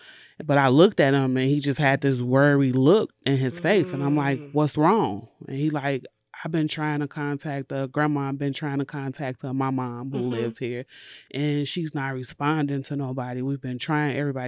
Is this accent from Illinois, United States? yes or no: yes; Chicago, Illinois, United States; now in Madison, United States; She came to live with me here in Madison because we're originally from Chicago.